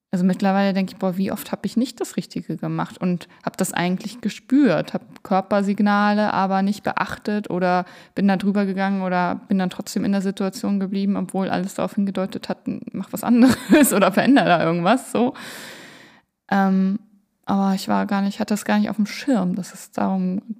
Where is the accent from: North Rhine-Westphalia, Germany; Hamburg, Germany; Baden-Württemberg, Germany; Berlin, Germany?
Hamburg, Germany; born there; ich kann sagen, ich bin Hamburgerin, aber das bin ich nicht. Also ich bin da geboren.